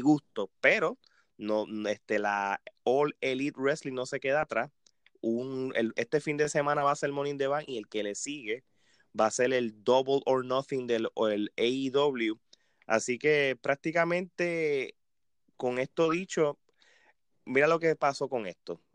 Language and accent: Spanish; Puerto Rico; yo como puertorriqueño